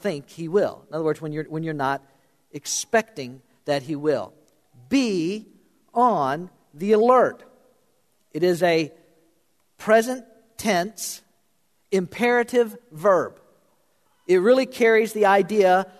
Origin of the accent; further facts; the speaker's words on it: South Florida, United States; moved away; I grew up in South Florida. Not a lot of ice hockey in South Florida when I was growing up